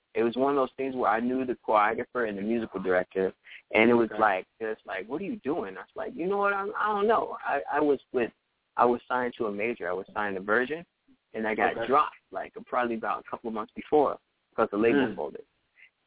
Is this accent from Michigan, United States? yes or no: no; New Orleans, Louisiana, United States; moved away as an adult; also born or lived in Texas; now in Los Angeles, United States; I grew up in New Orleans and all over Louisiana.